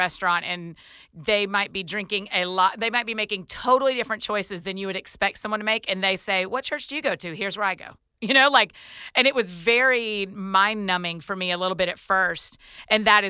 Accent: outside of Atlanta, Georgia, United States; moved away as an adult; now in Nashville, United States; I grew up outside of Atlanta

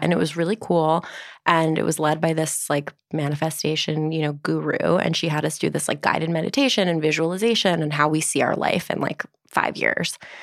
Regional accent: Livingston, New Jersey, United States; also born or lived in New York; now in Brooklyn, United States; Northern New Jersey, Livingston

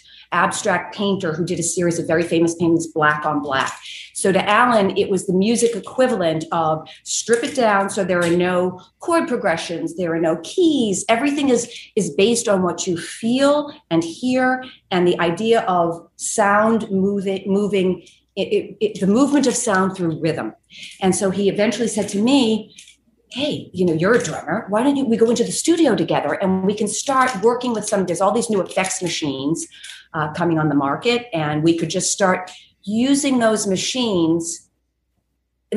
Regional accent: Boston, Massachusetts, United States; moved away as an adult; also born or lived in New York; I had always played drums in punk bands growing up in Boston.

